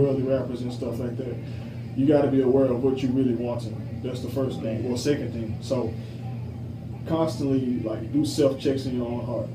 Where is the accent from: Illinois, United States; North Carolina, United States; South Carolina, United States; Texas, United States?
Illinois, United States; Joliet; the street that I grew up on in Illinois, and it's in Joliet.